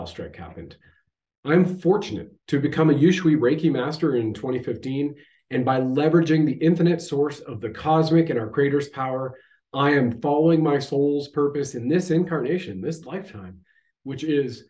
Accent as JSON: {"language": "English", "country": "Canada"}